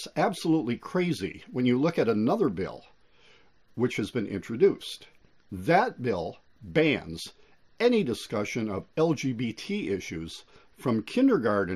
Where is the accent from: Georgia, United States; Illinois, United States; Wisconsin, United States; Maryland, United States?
Illinois, United States; I'm from Illinois